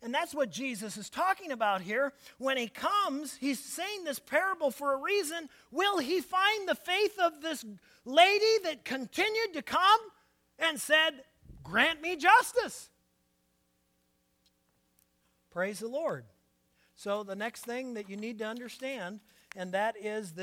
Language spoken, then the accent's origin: English; Portland, United States; I was born and raised in Portland